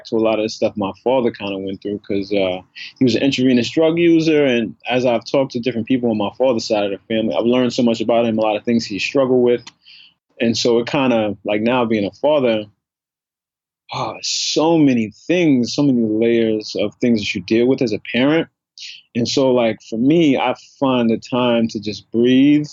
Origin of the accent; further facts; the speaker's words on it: New York City, New York, United States; also born or lived in Harlem, New York; I grew up in the South Bronx.